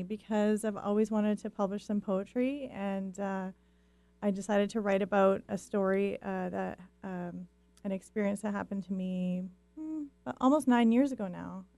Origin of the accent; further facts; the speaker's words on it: White Rock, British Columbia, Canada; I come from White Rock, British Columbia, Canada